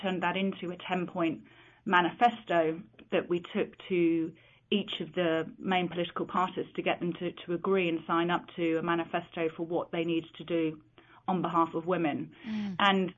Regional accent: London, United Kingdom; when I was growing up in London, it was an organisation I was aware of and always aspired to join.

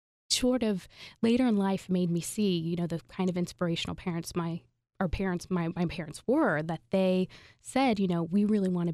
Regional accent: Indiana, United States; also born or lived in San Francisco / Atlanta; now in Philadelphia, United States; Hoosier through and through.

